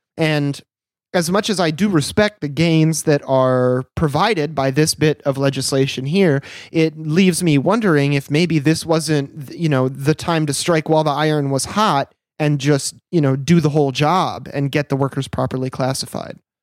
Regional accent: United States; as an American

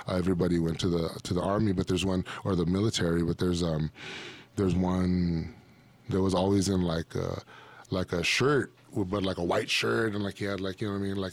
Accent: Pico Rivera, California, United States; Southern California, you know, growing up in the San Gabriel Valley, you know what I mean? Like, all that stuff, Pico Rivera

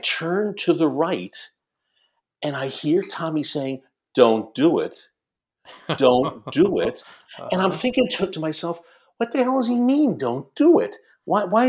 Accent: New York, United States; being born and raised in New York

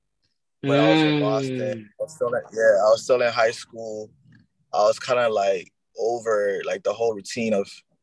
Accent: Liberia; now in Atlanta, United States; I'm originally from Liberia. I was born in Liberia.

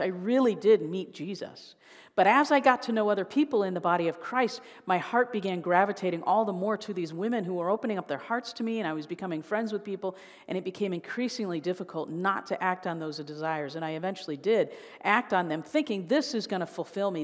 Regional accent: Chicago, Illinois, United States; now in Indiana, United States; I, um, was born and raised in the Chicago area

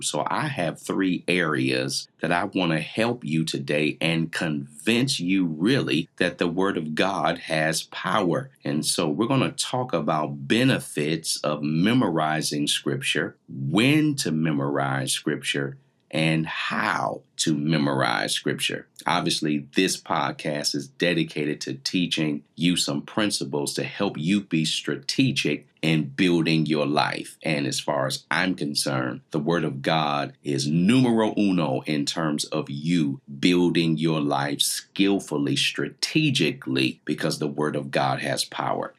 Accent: Canton, Ohio, United States; I grew up in Canton, Ohio

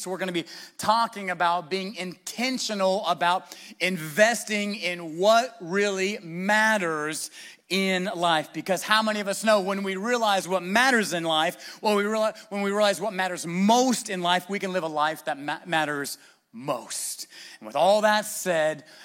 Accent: United States; we're American

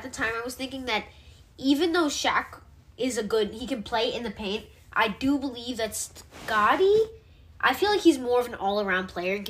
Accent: New York, United States; I'm from New York.

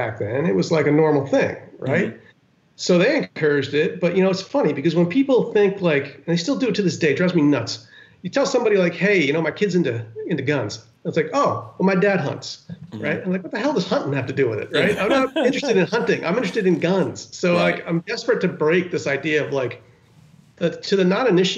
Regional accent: Westchester County, New York, United States; also born or lived in Yonkers, New York; I was born in Yonkers and grew up in Westchester County

